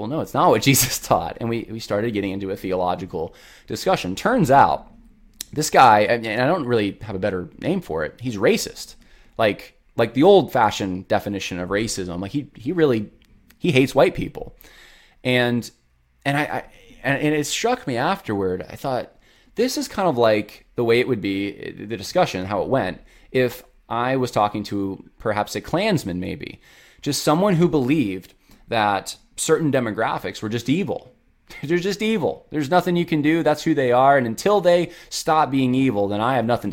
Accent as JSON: {"language": "English", "town": "Lynchburg", "region": "Virginia", "country": "United States", "said": "I'm from Lynchburg"}